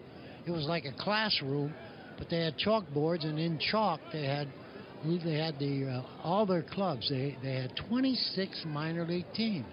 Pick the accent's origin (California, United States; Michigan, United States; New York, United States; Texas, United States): Michigan, United States; Detroit; He was from Cincinnati, and I was from Detroit.